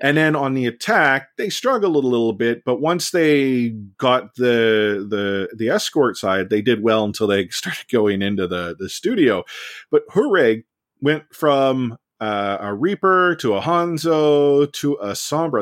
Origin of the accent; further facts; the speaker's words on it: Vancouver, British Columbia, Canada; I'm born and raised in Vancouver.